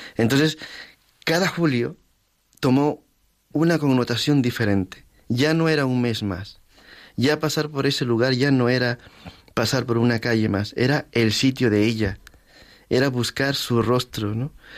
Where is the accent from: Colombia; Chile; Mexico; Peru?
Peru; Lima; moved away as an adult; now in Madrid, Spain; en Lima, en mi ciudad